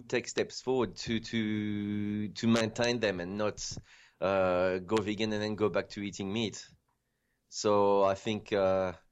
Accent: France; moved away as an adult; also born or lived in Djibouti; now in Australia; I grew up in France

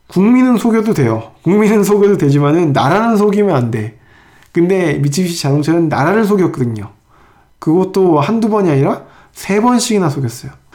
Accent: South Korea; 나는 한국 사람인데

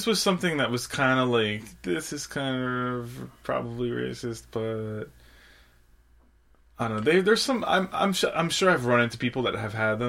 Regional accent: Georgia, United States; born there; Like, I was born in Georgia. This is part of Georgia's history.

